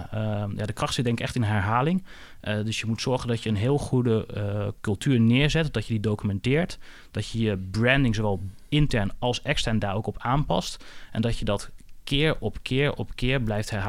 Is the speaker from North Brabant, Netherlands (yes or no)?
no; Twente, Overijssel, Netherlands; de Twentse nuchterheid waar, waar ik vandaan kom.